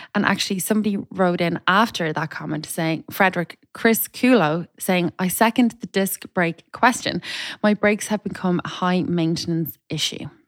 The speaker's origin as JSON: {"language": "English", "country": "Ireland", "lives_now": "Dublin, Ireland", "said": "I'm Irish"}